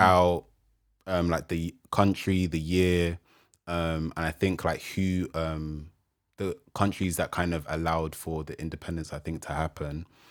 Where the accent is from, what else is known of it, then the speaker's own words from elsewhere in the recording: Nigeria; me being Nigerian, African